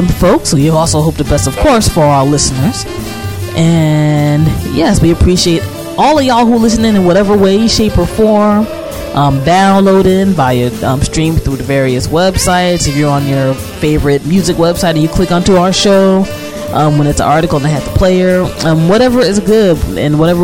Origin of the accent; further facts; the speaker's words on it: United States; I'm from the States